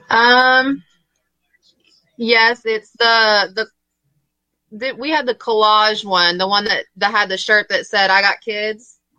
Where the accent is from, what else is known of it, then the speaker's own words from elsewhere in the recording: Parkersburg, West Virginia, United States; we're from Parkersburg, okay. West Virginia